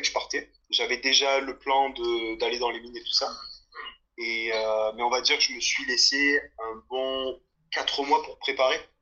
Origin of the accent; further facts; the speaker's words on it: south of France, France; moved away as an adult; now in Australia; je viens euh, du sud de la France